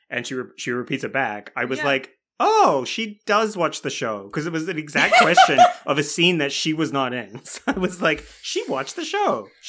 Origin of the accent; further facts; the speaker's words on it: Tauranga, Bay of Plenty, New Zealand; I'm from Tauranga, and it's like, no, I'm from Tauranga.